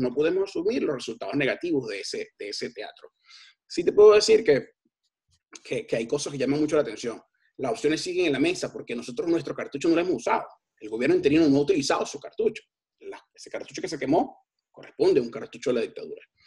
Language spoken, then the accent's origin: Spanish; Venezuela; no nos podemos culpar nosotros mismos como venezolanos